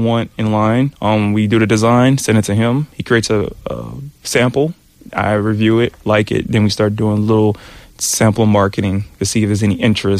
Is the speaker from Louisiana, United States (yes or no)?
yes; New Orleans, Louisiana, United States; now in South Korea; I'm from New Orleans